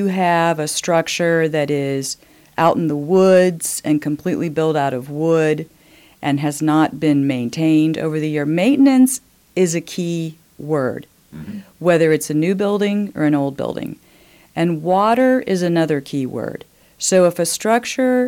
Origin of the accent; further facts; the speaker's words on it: United States; moved away as an adult; also born or lived in Indiana / Maryland / Pennsylvania / New York; now in Bloomington, United States; I was born in Indiana. Mm-hmm. I am a Hoosier by birth. However, I grew up in the East, Maryland, Pennsylvania, came back to Indiana for college.